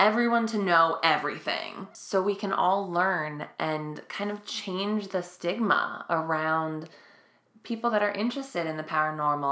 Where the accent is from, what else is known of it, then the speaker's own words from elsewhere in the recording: New York City, New York, United States; we're from Staten Island